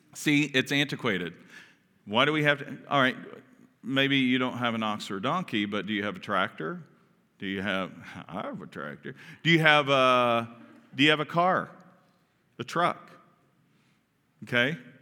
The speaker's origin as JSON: {"language": "English", "region": "Kentucky", "country": "United States", "said": "I'm from Kentucky"}